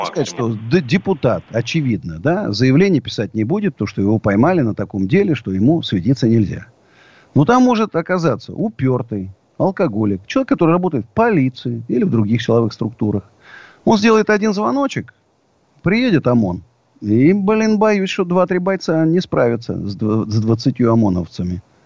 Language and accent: Russian; Siberia, Russia; now in Moscow, Russia; Я сибиряк, так, в общем, и по происхождению, и в душе.